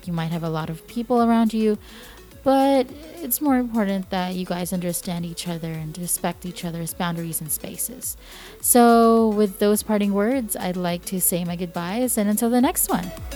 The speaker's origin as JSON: {"language": "English", "country": "Philippines", "moved": "yes"}